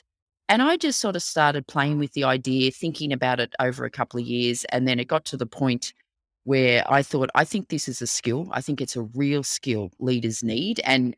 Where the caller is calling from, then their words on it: Melbourne, Victoria, Australia; but I am dialing in from Melbourne, Australia. So we are in very sunny summer right now.